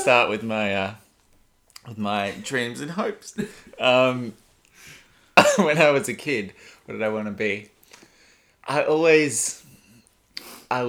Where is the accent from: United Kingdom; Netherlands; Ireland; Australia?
Australia; Adelaide, South Australia; as someone growing up in Adelaide